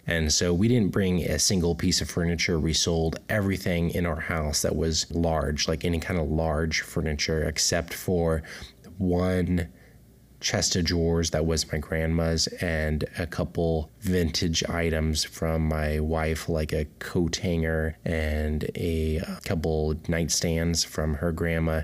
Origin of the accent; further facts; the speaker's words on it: Central Coast, California, United States; moved away as an adult; now in Florida, United States; I'm a California native. I was born and raised in the Central Coast